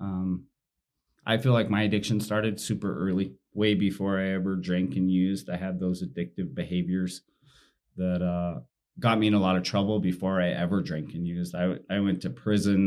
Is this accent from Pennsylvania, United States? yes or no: no; Utah, United States; I was raised in Utah and in the predominant religion